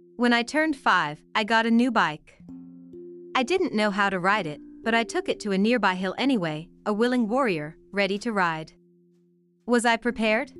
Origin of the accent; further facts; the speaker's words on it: New Jersey, United States; when I was a kid growing up in New Jersey